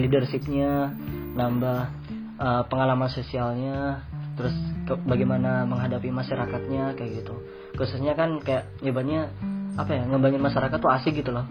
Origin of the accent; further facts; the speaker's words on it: Madura, East Java, Indonesia; moved away as an adult; now in South Korea; kita dari Madura